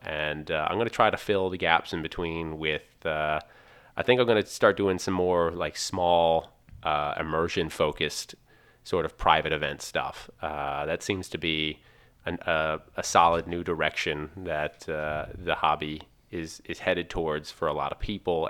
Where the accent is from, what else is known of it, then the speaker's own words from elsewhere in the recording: Pennsylvania, United States; I come from Pennsylvania